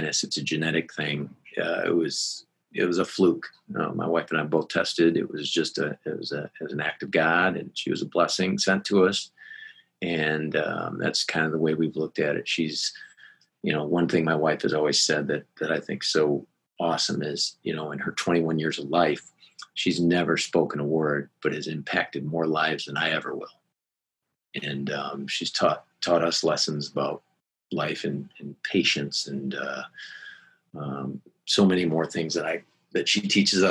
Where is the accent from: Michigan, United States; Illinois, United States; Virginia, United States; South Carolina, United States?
Michigan, United States; Gaylord; I grew up in Gaylord, Michigan, small high school